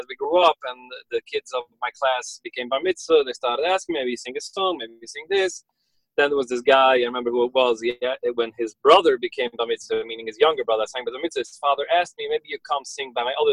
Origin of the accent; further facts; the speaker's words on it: New York City, New York, United States; first language Yiddish; English is a second language; I was born and raised in Borough Park. I grew up in Borough Park